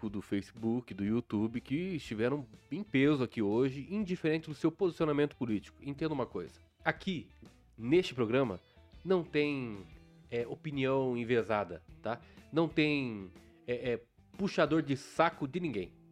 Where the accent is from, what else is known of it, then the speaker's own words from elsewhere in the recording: Maringá, Paraná, Brazil; E aí eu falei, o presidente é o seguinte, nós somos de Maringá, Paraná, né? Tava com a minha esposa lá também.